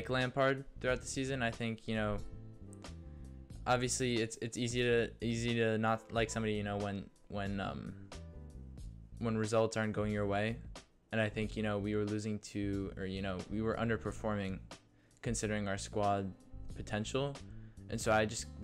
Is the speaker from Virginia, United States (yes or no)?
no; New York, United States; we're both from New York